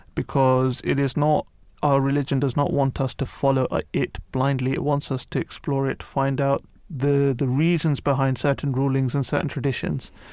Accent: United Kingdom; also born or lived in London; I grew up outside of London

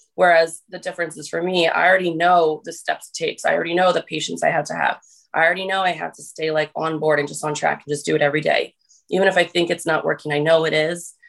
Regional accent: New Jersey, United States; also born or lived in St. Louis, Missouri; I'm from New Jersey

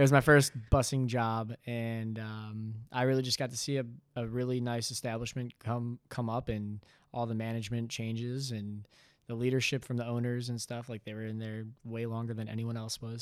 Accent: Bloomfield, Michigan, United States; moved away as an adult; also born or lived in Cincinnati, Ohio; originally I'm from Bloomfield, Michigan

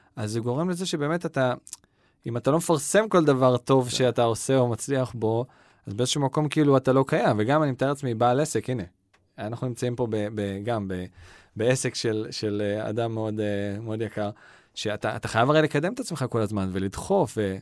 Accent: Ra'anana, Central District, Israel; גדלתי ברעננה

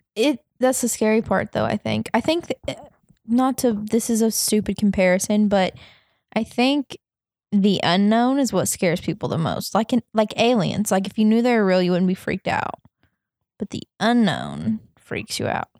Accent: the South, United States; moved away; I grew up in the South

